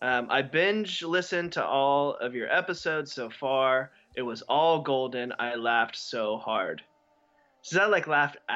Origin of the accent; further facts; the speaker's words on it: Texas, United States; I'm from Texas, so maybe that's why I thought he was an exceptional addition